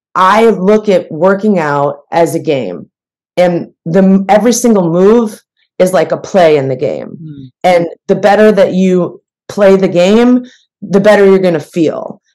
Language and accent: English; Midwest, United States; also born or lived in New York; now in Los Angeles, United States; I'm from the Midwest